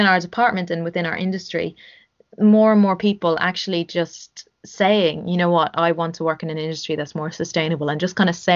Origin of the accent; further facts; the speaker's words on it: Ireland; Growing up in Ireland